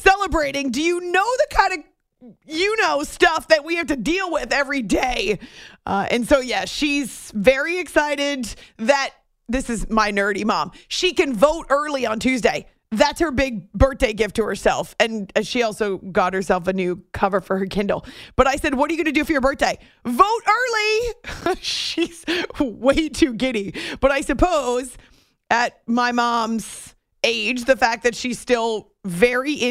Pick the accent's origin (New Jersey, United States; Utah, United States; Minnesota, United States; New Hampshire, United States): New Hampshire, United States; moved away; when I was growing up in New Hampshire